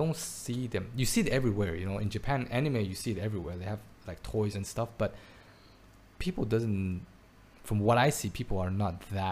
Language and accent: English; Belgium; now in Taiwan; I grew up in Belgium